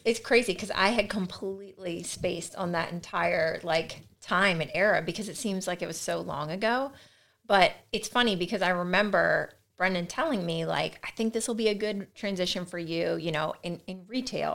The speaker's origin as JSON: {"language": "English", "region": "Delaware", "country": "United States", "tie": "born or raised there", "also_born_or_lived": "Salisbury, Maryland", "said": "I grew up in Delaware, um, was born at, in, in Salisbury, Maryland"}